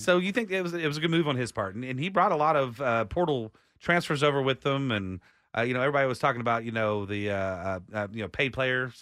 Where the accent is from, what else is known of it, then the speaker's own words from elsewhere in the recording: Austin, Texas, United States; I was born raised in Austin